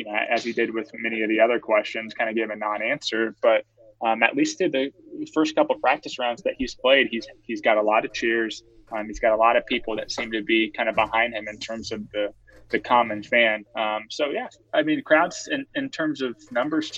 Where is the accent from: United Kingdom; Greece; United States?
United States; Florida; I'm from Florida